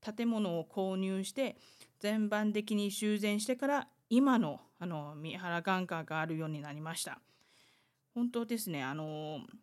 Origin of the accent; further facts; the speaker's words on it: Taiwan; Japanese is a second language; 台湾生まれ台湾育ち